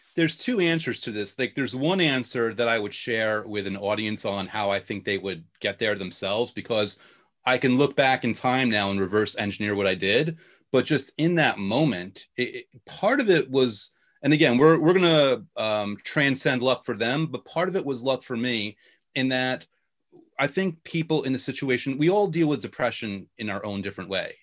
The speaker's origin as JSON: {"language": "English", "region": "New York", "country": "United States", "tie": "born or raised there", "also_born_or_lived": "Long Island / Queens", "accent": "New York", "said": "born and bred New Yorker"}